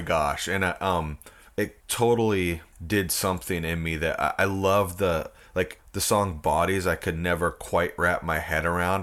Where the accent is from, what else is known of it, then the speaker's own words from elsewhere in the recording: Port Angeles, Washington, United States; I was born and raised in Port Angeles, Washington